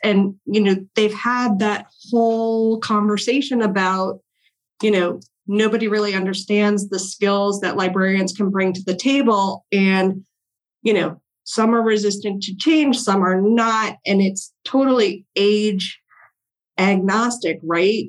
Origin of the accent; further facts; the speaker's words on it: Longmeadow, Massachusetts, United States; moved away as an adult; also born or lived in Washington, D.C.; I grew up in Longmeadow, Massachusetts, a very small town right next to Springfield